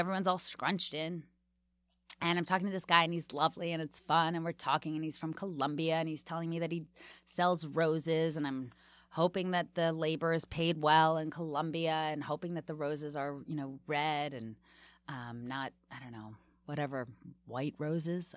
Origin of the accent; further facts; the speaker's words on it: Washington, District of Columbia, United States; now in New York, United States; when I grew up there